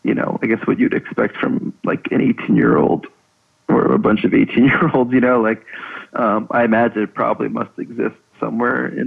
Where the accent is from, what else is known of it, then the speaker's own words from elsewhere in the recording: Levittown, New York, United States; we grew up in Levittown